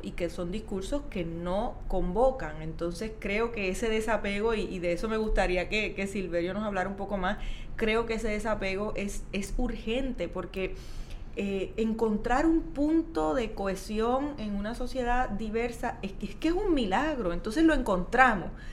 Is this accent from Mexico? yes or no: no; Puerto Rico